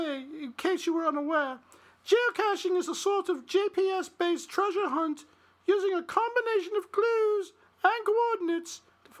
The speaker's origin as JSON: {"language": "English", "region": "England", "country": "United Kingdom", "said": "Well, you know, I'm from Northern England, not Northern Ireland, you know."}